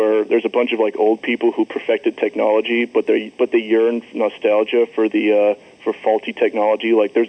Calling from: New York, United States; from New York.

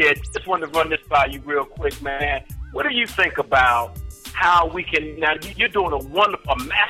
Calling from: Bear, Delaware, United States; also born or lived in Philadelphia, Pennsylvania; I'm calling from Bear, Delaware, by way of Philadelphia.

